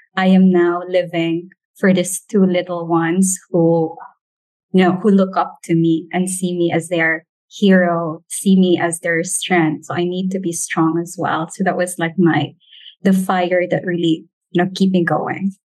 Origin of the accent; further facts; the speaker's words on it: Philippines; as a Filipino